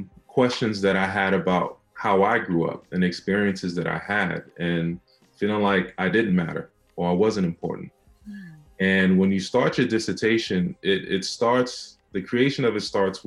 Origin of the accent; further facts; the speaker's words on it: New York City, New York, United States; I was born and raised in Brownsville, Brooklyn